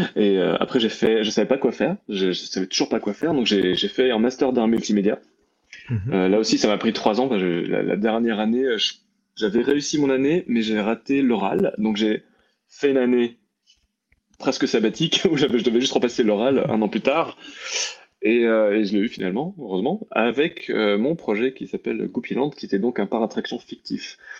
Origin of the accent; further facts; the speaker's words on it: Strasbourg, Grand Est, France; né à Strasbourg, j'ai grandi toute ma vie en Alsace